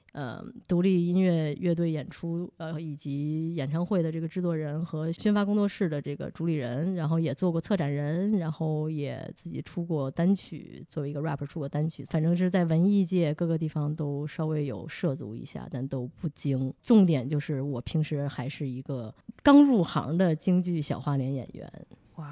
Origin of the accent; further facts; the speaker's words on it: Beijing, China; now in New York, United States; 我作为一个北京人嘛